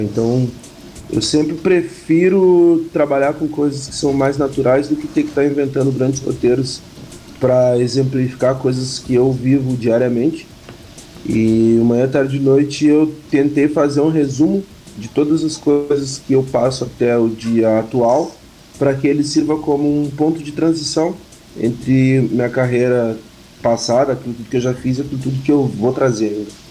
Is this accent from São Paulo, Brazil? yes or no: no; Pelotas, Rio Grande do Sul, Brazil; eu nasci na Guabiroba, porque eu sou de Pelotas, na verdade, sou do Rio Grande do Sul